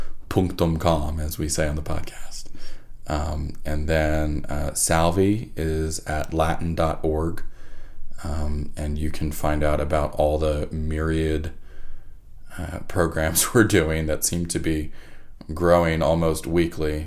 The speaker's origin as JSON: {"language": "English", "region": "East Coast", "country": "United States", "said": "I'm from the East Coast"}